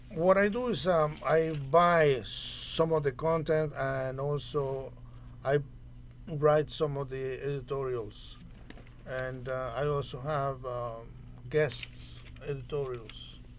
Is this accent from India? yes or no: no; Nicaragua; moved away as an adult; also born or lived in New Brunswick, New Jersey; now in United States; I am originally from Nicaragua. I uh, came to the U.S. on a foreign student visa